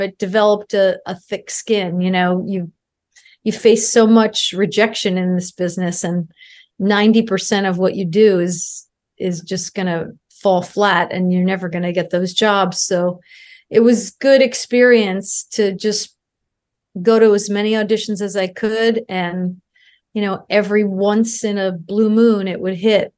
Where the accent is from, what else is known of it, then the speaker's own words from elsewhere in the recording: Albany, New York, United States; moved away as an adult; I grew up in Albany, New York